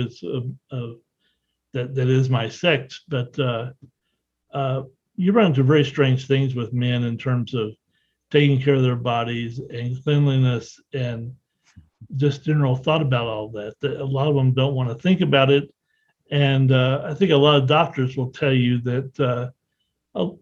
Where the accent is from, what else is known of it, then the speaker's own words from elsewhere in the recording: the South, United States; I grew up in the South